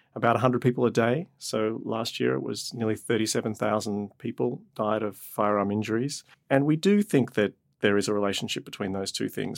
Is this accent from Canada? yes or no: no; Australia; moved away; I grew up in Australia and my extended family lived on a farm